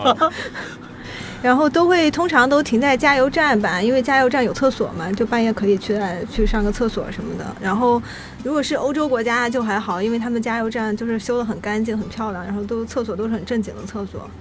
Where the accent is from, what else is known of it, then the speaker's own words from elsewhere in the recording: Chengdu, Sichuan, China; now in Shanghai, China; 因为我老家是成都的